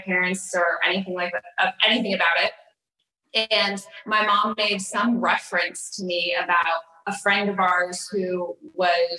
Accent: Los Angeles, California, United States; I've grown up in Los Angeles and went to private high school

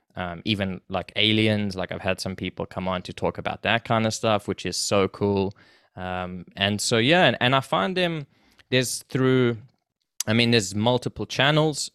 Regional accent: South Africa; moved away as an adult; now in Canada; so I was born there, and I went to school there, and I did everything, and, um, I moved to Canada with my family when I was about nineteen or so.

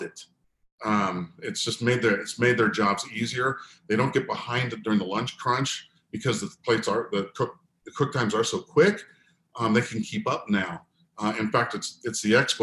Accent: San Diego, California, United States; I'm from Southern California. I grew up in San Diego

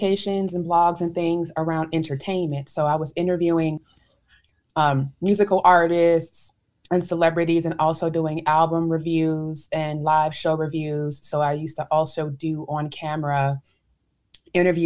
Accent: Chicago, Illinois, United States; I'm from Chicago, Illinois

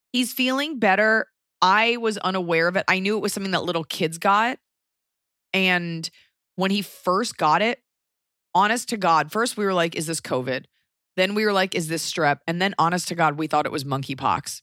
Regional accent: Los Angeles, California, United States; I'm from Laurel Canyon

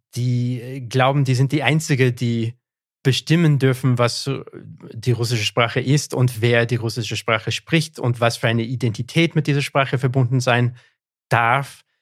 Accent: Canada; first language English; German is a second language; meine Muttersprache ist Englisch. Ja. Bin ich deswegen Engländer? Nein, ich bin Anglo-Kanadier

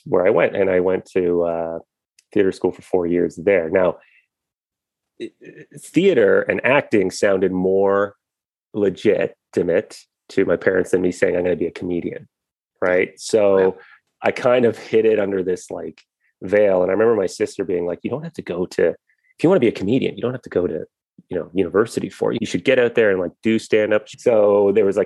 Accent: Guelph, Ontario, Canada; Born in Guelph, Ontario, which was just, at the time when I was born, I think the population was 60,000.

